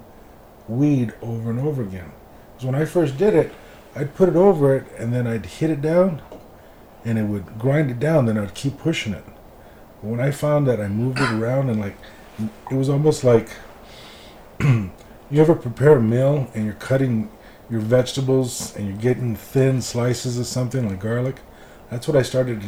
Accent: Los Angeles, California, United States; also born or lived in Florida; now in Las Vegas, United States; I'm from East

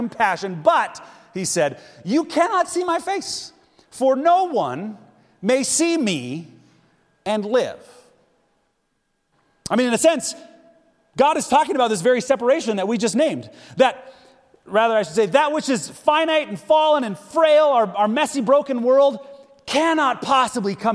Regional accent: United States; now in Zhengzhou, China; I'm American.

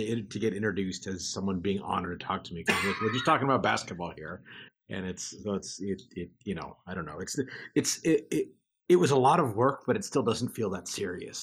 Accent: Anchorage, Alaska, United States; I'm originally from Anchorage, Alaska

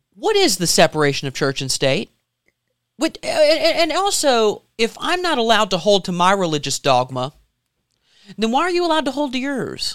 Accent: South Carolina, United States; born in South Carolina

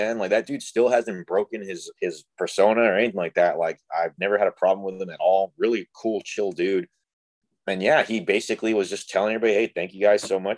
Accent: Rio Grande Valley, Texas, United States; I'm from Rio Grande Valley

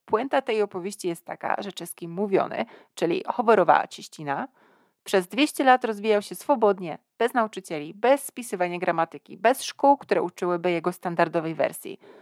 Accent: Poznań, Greater Poland, Poland; Ja sama pochodzę z Poznania

